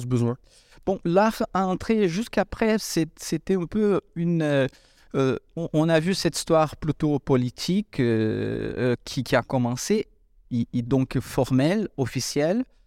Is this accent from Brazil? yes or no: yes; Brazil; moved away; Je viens de l'Amérique du Sud